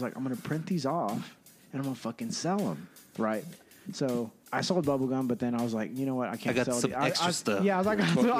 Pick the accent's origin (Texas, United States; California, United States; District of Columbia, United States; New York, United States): Texas, United States; San Angelo; born or raised there; also born or lived in San Antonio, Texas